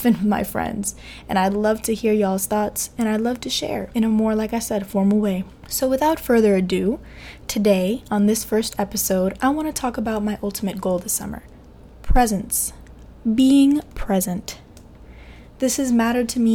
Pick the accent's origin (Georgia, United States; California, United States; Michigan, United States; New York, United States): New York, United States; New York City; also born or lived in Evanston, Illinois; I'm also Dominican from Queens, New York, born and raised